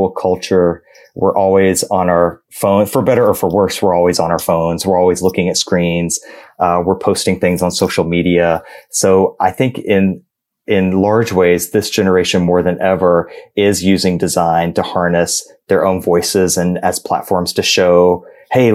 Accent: Georgia, United States; I am from Georgia

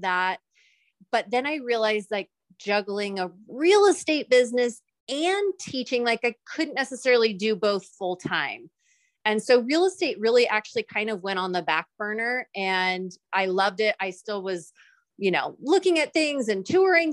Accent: Santa Rosa, California, United States; originally I was born and raised in Northern California in a little city called Santa Rosa

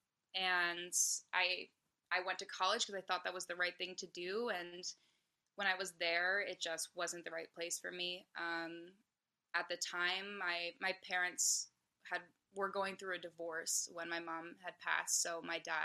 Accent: Hopkinton, Massachusetts, United States; also born or lived in Abington, Massachusetts / Nashville; I grew up in Hopkinton, Massachusetts. I now live 30 minutes south of Boston in Abington

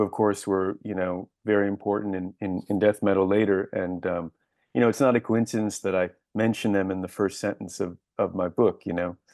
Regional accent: Buffalo, New York, United States; moved away as an adult; also born or lived in Washington, D.C.; I was born in Washington, D C, but I lived in Buffalo, New York, between the ages of two and seventeen

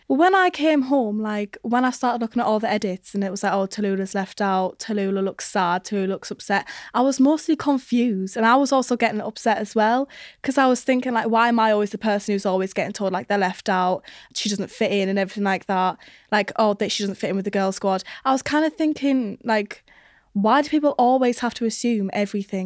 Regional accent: Newcastle upon Tyne, North East England, United Kingdom; I'm from Newcastle

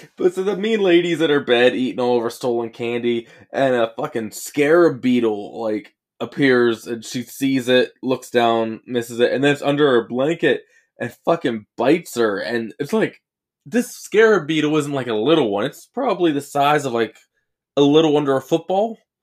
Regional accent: United States; I'm American.

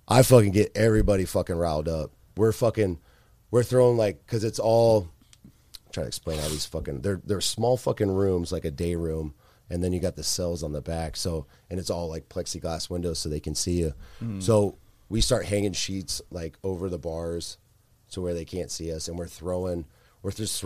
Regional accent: Largo, Florida, United States; one of my buddies I grew up with over in Largo

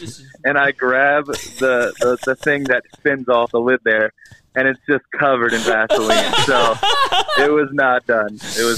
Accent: Delaware, United States; moved away as an adult; now in Pueblo, United States; I live in Pueblo, Colorado. I'm from Delaware. I'm out here helping my father-in-law for the church, Mesa Bible Church

